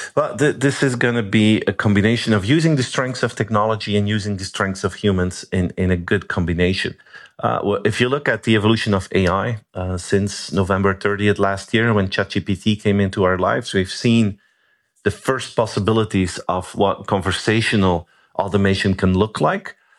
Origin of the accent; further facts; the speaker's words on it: Belgium; I'm from Belgium.